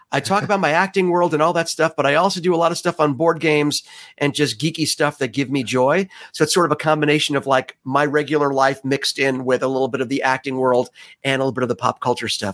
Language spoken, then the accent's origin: English; New York City, New York, United States; that's my hometown